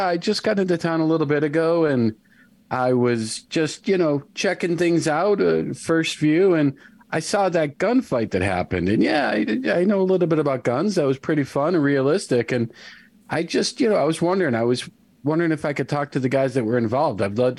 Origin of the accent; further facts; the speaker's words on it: New York City, New York, United States; I'm from New York City, and I just, you know, I've seen so much fake blood on the stage